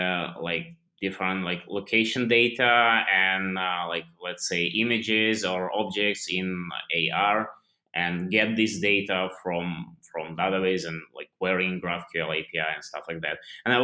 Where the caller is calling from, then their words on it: India; Right now I'm like completely on the other side, because like currently I'm recording this from India, so yeah.